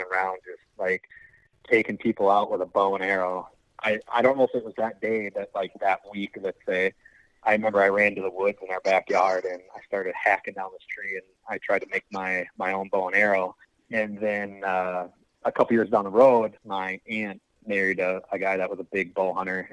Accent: Wisconsin, United States; I live, born and raised in Wisconsin

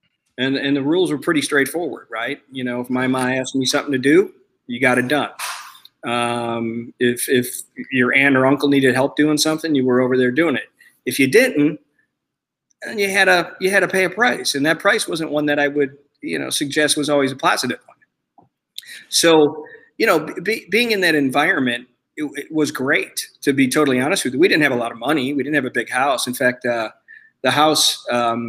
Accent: Chicago, Illinois, United States; moved away as an adult; now in Twin Cities, United States; I'm originally from Chicago, a very large Polish population. And I move up here to the Twin Cities just literally 13 months ago

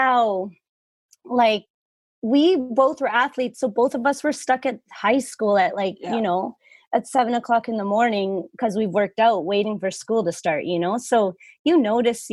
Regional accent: Vernon, British Columbia, Canada; Yeah. Yeah. Born and raised

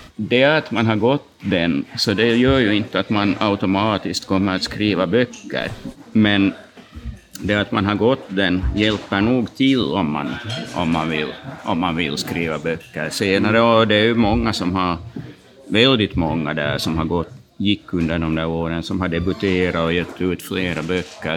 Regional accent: Turku, Southwest Finland, Finland; also born or lived in Jakobstad, Finland / Vaasa, Finland; vi flyttade ju, familjen flyttade till Åbo när jag var ganska liten.

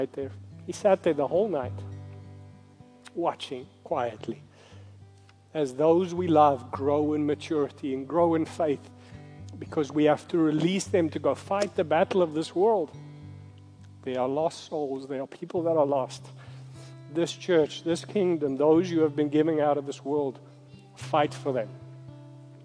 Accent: South Africa; I'm from South Africa

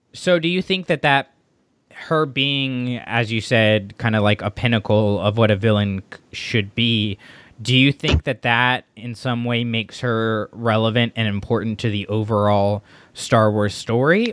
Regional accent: Florida, United States; moved away; I'm from Florida. I left Florida not on the best of terms

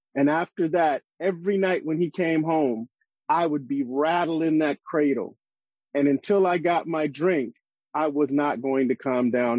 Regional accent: Los Angeles, California, United States; in the neighborhoods where I grew up in Los Angeles and South Central

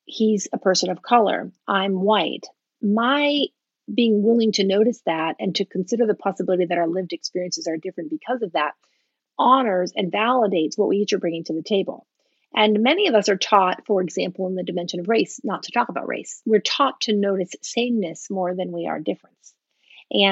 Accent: United States; first language English; I was born in the U.S., that English is my first language

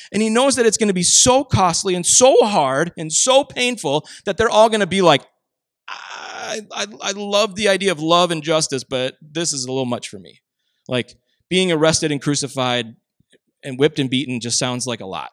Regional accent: Minnesota, United States; I grew up in Minnesota

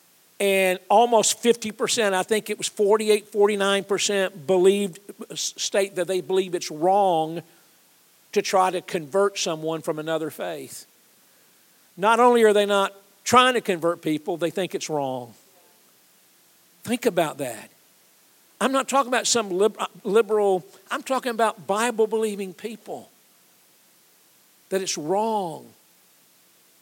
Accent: Atlanta, Georgia, United States; I'm a Georgia guy. I grew up in Atlanta

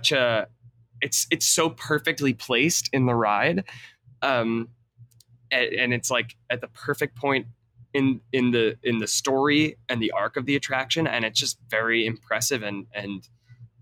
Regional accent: Long Island, New York, United States; I was born and raised on Long Island, and I still live there.

